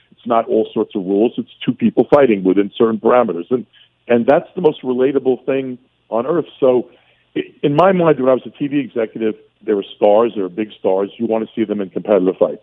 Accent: New York City, New York, United States; accent: heavy Brooklyn; I knew I was a kid from Brooklyn. My family wasn't rich. You know, I had a, I had a heavy Brooklyn accent

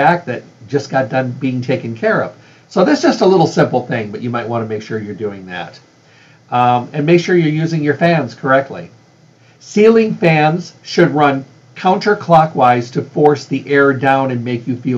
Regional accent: Midwest, United States; moved away; I was raised in the Midwest

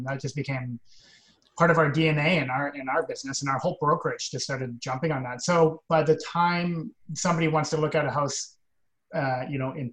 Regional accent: Victoria, British Columbia, Canada; now in Vancouver, Canada; my hometown of Victoria

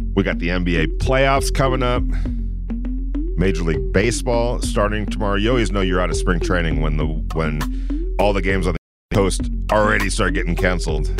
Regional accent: Los Angeles, California, United States; growing up in Los Angeles for a, a while, up until, like, into my high school years

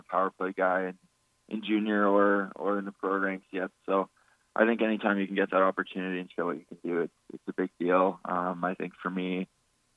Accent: Estevan, Saskatchewan, Canada; moved away; people from a town of around 10,000

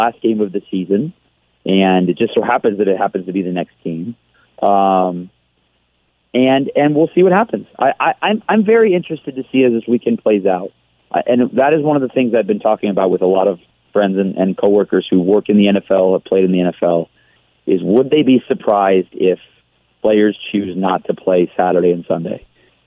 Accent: Detroit, Michigan, United States; I grew up in Detroit

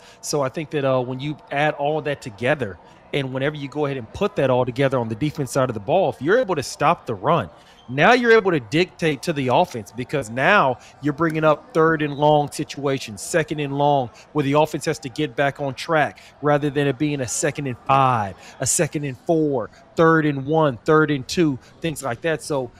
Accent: Arkansas, United States; I'm from Arkansas. This is how we do things in the South.

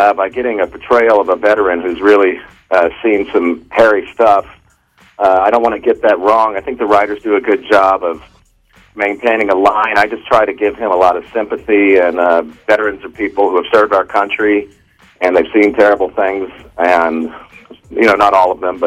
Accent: Texas, United States; I'm from Texas, and I can drop into the accent when I need to.

